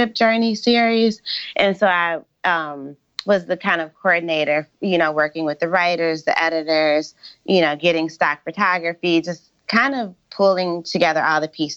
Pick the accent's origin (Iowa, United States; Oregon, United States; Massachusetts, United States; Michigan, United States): Michigan, United States; moved away; I grew up in Michigan, and my dad like worked in the automotive industry